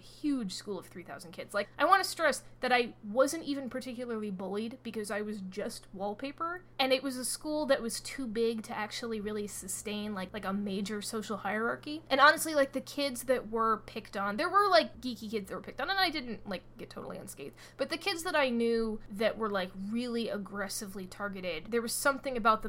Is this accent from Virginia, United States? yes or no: yes; Fairfax, Virginia, United States; also born or lived in Boston area; now in Boston, United States; I am from Fairfax and Chantilly, really specifically, which is kind of a boring place to grow up